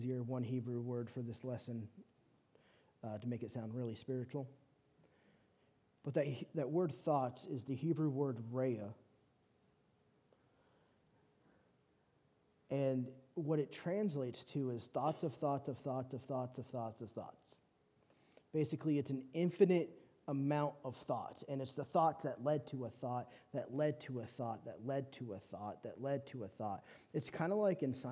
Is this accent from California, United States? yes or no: yes; California, United States; moved away as an adult; now in Shreveport, United States; I'm from California